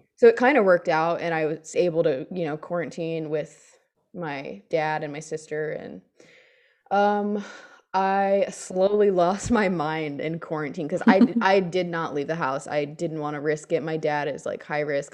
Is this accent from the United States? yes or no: yes; United States; I'm American